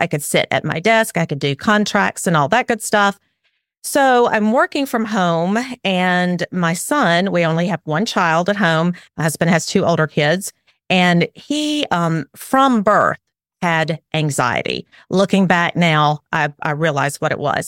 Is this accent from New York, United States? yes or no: no; Alabama, United States; accent: southern; also born or lived in South Carolina; I am way down South in Alabama. Um, I moved, we moved here from South Carolina about four years ago. We moved back to my, um, where I grew up